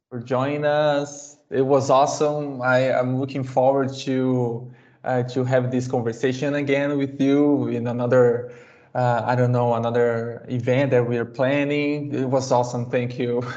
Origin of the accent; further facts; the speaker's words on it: Brazil; first language Portuguese; English is a second language; I am from Brazil